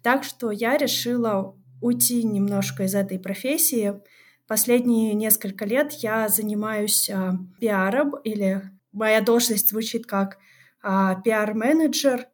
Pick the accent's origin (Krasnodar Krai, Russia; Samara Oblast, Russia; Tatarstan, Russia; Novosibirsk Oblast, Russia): Krasnodar Krai, Russia; a stanitsa in southern Russia; Я действительно родилась на юге а, России, но в таком месте, которое называется Станица